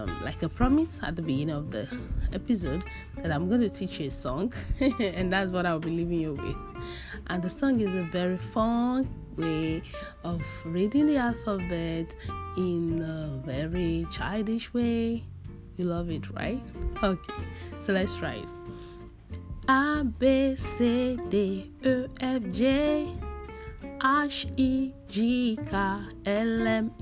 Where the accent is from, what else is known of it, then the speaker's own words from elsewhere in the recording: Nigeria; I'm from Nigeria